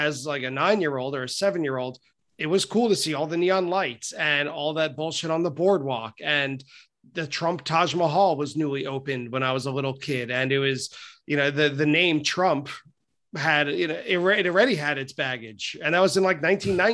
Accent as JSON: {"language": "English", "area": "Long Island", "region": "New York", "country": "United States", "tie": "born or raised there", "said": "I'm from Long Island"}